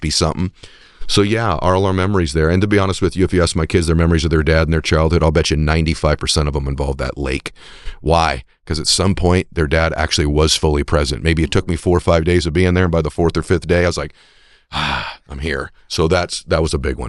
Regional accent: New England, United States; I'm from New England as well

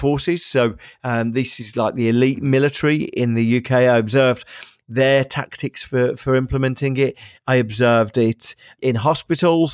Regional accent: Birmingham, West Midlands, United Kingdom; I'm from Birmingham, which is the second biggest city in the country.

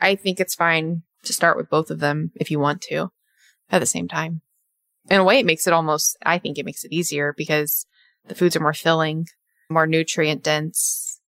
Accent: Australia; And yes, I'm from Australia.

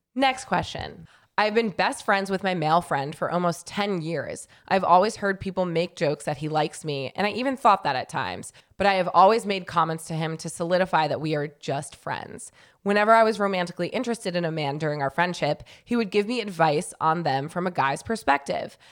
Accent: New York, United States; now in Southern California, United States; I'm from New York

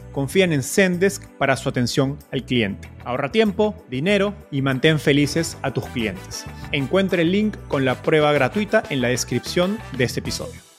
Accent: Peru; los dos somos peruanos

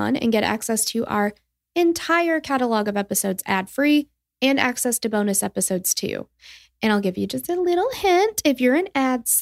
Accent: Tennessee, United States; we're from Tennessee

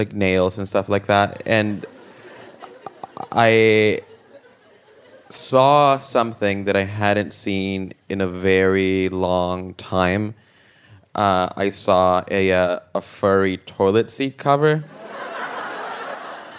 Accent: El Salvador; moved away; I'm originally from El Salvador

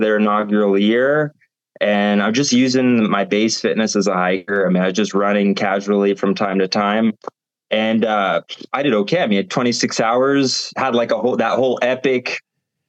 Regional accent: Cincinnati, Ohio, United States; moved away as an adult; now in France; I'm from Cincinnati, Ohio

